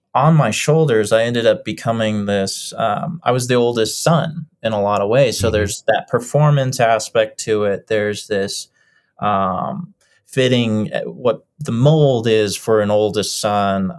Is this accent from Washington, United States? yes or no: no; Lakewood, Colorado, United States; also born or lived in Boulder, Colorado; We've lived and moved up and down the same street for about 25 years. and it's just been up and down the same street on Kipling, uh, right in the heart of Lakewood, uh, which is a little suburb outside of Denver